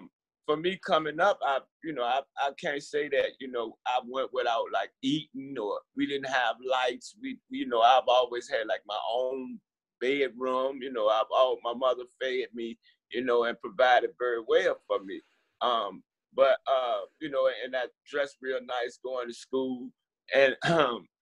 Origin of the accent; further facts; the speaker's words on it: Richmond, Virginia, United States; I was born and raised here in Richmond, Virginia